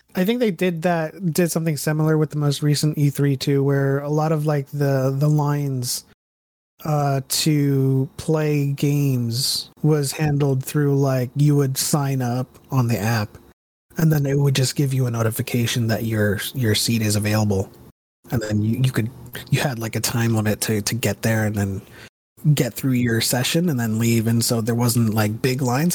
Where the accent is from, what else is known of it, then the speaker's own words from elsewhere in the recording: United States; now in California, United States; I grew up in the Bronx in New Jersey, and, and I come from there, and then I moved to California two thousand six